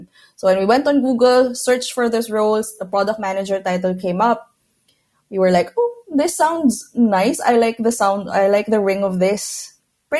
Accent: Philippines; moved away as an adult; now in Barcelona, Spain; I'm originally from Philippines, but now I'm based in Barcelona. I moved here about 8 years ago.

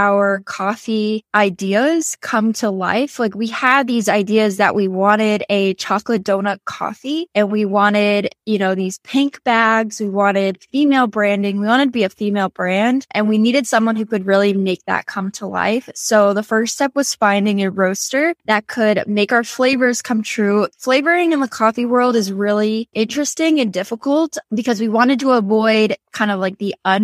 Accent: Southern New Hampshire, United States; moved away as an adult; also born or lived in Massachusetts / New York City; So I grew up in Southern New Hampshire, about 45, 50 miles north of Boston, Massachusetts. So small town

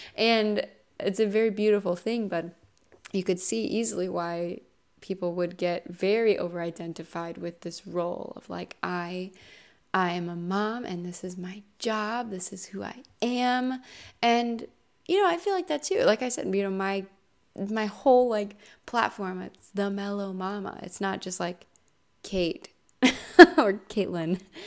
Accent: Ohio, United States; also born or lived in California; in Ohio, where I'm from, born and raised

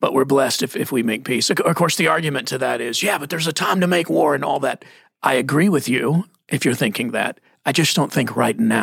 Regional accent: Texas, United States; I grew up in Texas

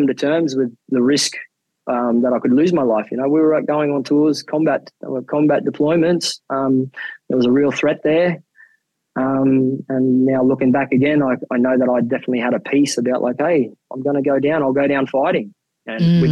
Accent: Mount Isa, Queensland, Australia; moved away as an adult; also born or lived in Philippines; now in Hobart, Australia; I'm born and bred in Mount Isa in Queensland

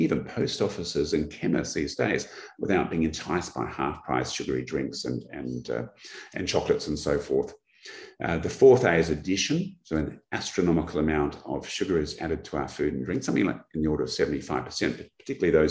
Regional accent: Australia

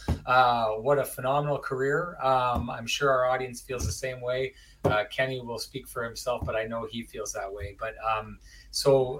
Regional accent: Lac du Bonnet, Manitoba, Canada; I'm from Lactobani

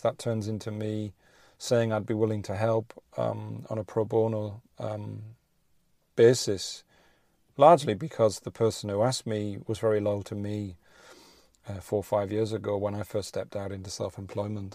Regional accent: Rugby, West Midlands, United Kingdom; I'm outside the vaccine center, um, in my hometown of rugby

